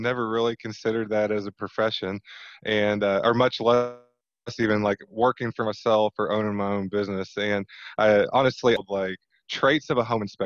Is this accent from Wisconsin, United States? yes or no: no; Southern Indiana, United States; I am born and raised in Southern Indiana, so we're based out of New Albany